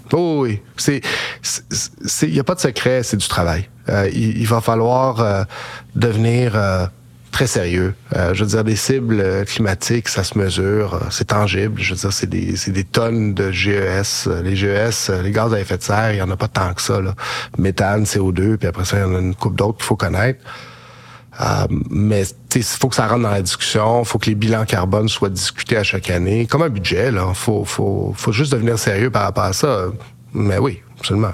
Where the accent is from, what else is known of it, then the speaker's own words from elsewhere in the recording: Quebec, Canada; en tant que Québécois.